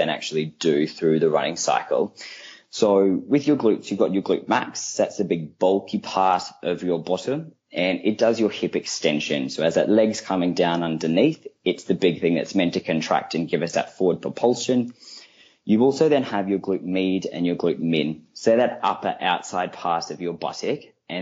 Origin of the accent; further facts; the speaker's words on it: Australia; moved away as an adult; also born or lived in Queensland (university); now in London, United Kingdom; I am an Australian. As you can hear, I grew up over in Australia. I did all my training at UQ